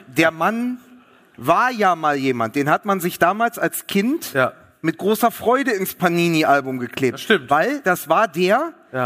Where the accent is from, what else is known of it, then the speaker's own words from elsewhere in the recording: Berlin, Germany; als Berliner